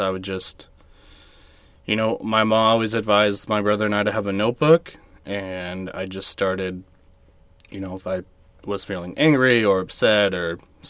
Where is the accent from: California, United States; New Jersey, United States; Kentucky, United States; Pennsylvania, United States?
California, United States; Riverside; now in Apple Valley, United States; I'm originally from Riverside.